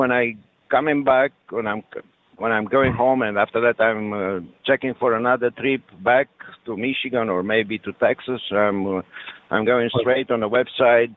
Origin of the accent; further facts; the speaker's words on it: Romania; first language French; English is a second language; moved away; Originally, I'm coming from Eastern Europe, from Romania.